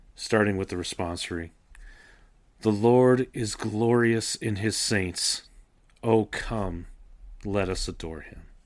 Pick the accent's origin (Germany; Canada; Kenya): Canada; I grew up in Canada, attending the Anglican Church